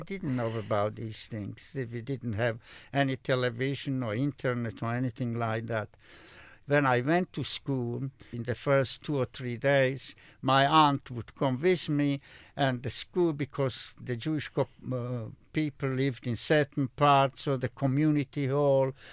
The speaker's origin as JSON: {"language": "English", "country": "Slovakia", "tie": "born or raised there", "moved": "yes", "said": "in my own country, I was born in Slovakia"}